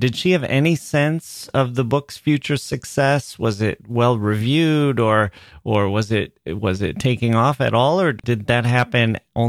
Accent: Wisconsin, United States; I'm from Wisconsin, where there's a lot of deer hunting.

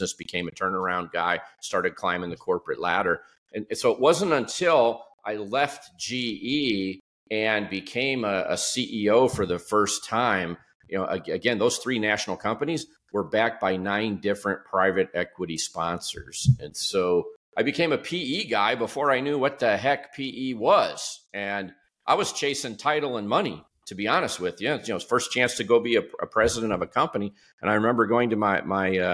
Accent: Detroit, Michigan, United States; moved away; I grew up just outside of Detroit in the late 1960s through the 1970s.

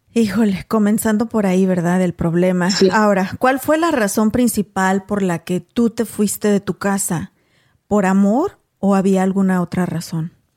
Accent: Mexico; moved away; yo soy mexicana.

